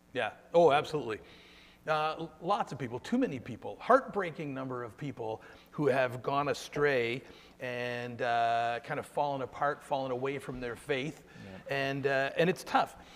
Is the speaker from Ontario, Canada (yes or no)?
yes; Guelph, Ontario, Canada; I'm from Guelph, and my family and I live in Guelph